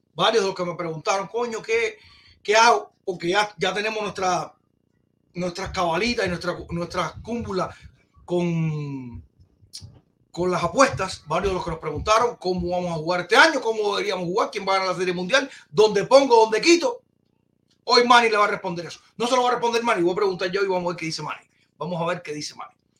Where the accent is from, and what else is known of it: Cuba